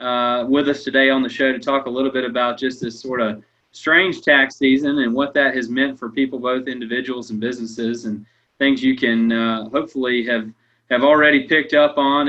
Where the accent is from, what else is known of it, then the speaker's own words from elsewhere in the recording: Gadsden County, Florida, United States; growing up together in Gadsden County